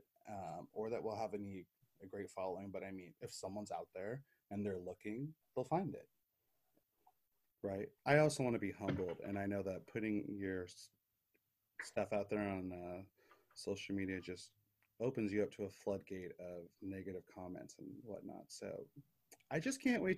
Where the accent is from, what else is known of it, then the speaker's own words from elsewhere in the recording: United States; we're both American